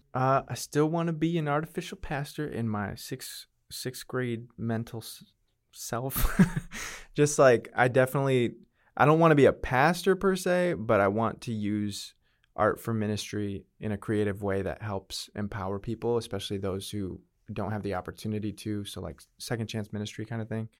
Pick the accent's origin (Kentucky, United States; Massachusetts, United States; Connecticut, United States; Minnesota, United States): Connecticut, United States; New Britain; moved away as an adult; now in Texas, United States; grew up in Connecticut, went for my first semester of college at the University of Connecticut